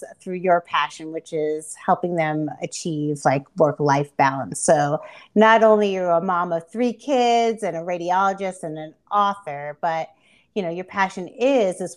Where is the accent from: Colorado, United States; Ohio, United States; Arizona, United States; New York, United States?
New York, United States; I'm originally from New York